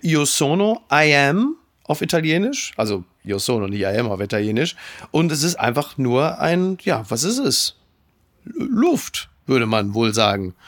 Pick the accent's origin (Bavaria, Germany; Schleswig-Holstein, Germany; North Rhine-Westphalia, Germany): North Rhine-Westphalia, Germany; Castrop-Rauxel; also born or lived in Essen; ich komme aus Kastrop Rauxel